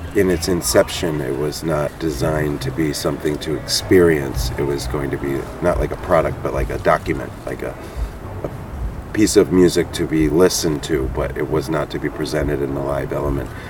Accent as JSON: {"language": "English", "town": "Philadelphia", "region": "Pennsylvania", "country": "United States", "also_born_or_lived": "New Jersey", "said": "I'm from the Philly area"}